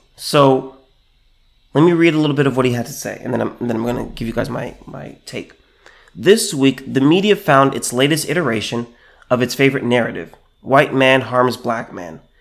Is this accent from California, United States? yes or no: yes; California, United States; I'm from California